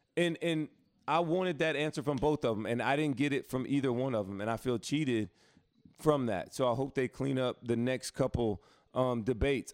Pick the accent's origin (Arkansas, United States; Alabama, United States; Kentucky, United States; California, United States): Alabama, United States; Prattville; I'm from Alabama, where it's not that dangerous where I'm from, in Prattville